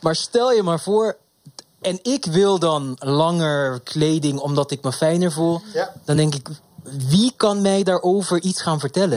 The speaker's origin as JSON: {"language": "Dutch", "country": "Curaçao", "tie": "born or raised there", "moved": "yes", "lives_now": "Amsterdam, Netherlands", "said": "ik kom uit Curaçao oorspronkelijk. En daar hadden we uniform ook nog op de middelbare school"}